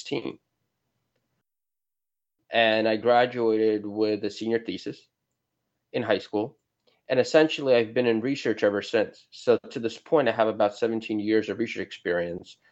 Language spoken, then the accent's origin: English; New York, United States; I'm from New York